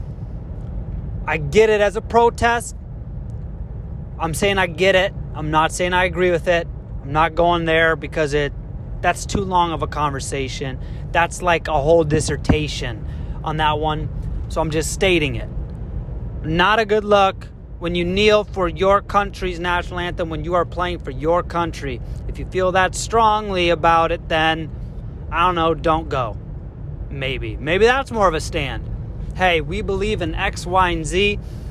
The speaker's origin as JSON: {"language": "English", "country": "United States"}